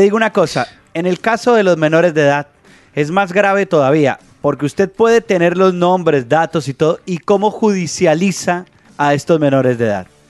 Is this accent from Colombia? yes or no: yes; Colombia; nosotros que somos colombianos